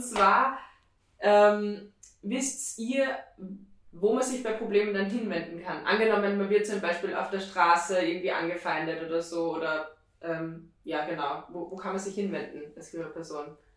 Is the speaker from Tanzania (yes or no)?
no; Austria; bei uns in Österreich